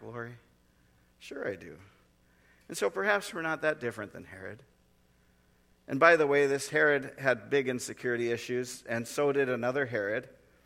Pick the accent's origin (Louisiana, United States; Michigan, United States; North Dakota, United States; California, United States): North Dakota, United States; moved away; I grew up in North Dakota